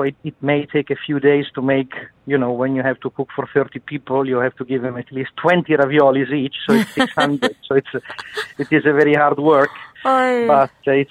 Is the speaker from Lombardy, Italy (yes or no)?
yes; Milan, Lombardy, Italy; now in United Arab Emirates; I am from Italy, from the north of Italy.